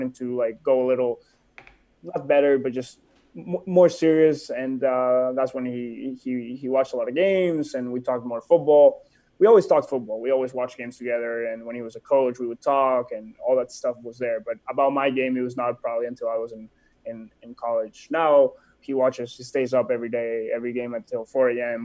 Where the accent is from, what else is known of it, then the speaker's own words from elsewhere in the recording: Barcelona, Catalonia, Spain; moved away as an adult; also born or lived in Mexico / Sitges; now in Phoenix, United States; I was born in Barcelona, moved to Mexico until I was 3